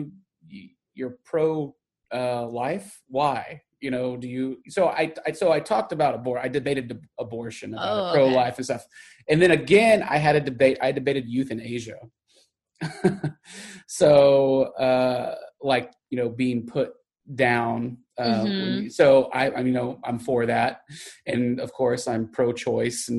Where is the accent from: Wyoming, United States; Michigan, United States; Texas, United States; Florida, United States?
Texas, United States; Garland; growing up in Texas and someplace like Garland